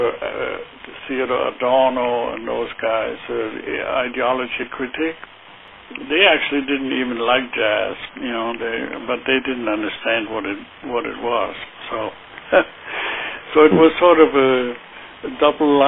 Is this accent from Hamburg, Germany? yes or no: no; Heidelberg, Baden-Württemberg, Germany; moved away; I grew up in Heidelberg, Germany